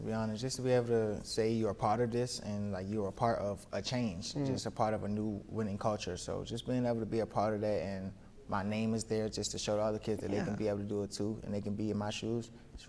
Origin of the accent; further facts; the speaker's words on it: Washington, District of Columbia, United States; Yeah, I'm from Washington, D.C.